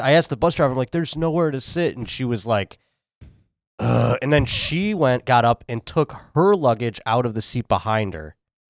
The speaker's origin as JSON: {"language": "English", "town": "Buffalo", "region": "New York", "country": "United States", "said": "That was every time I came to New York from Buffalo"}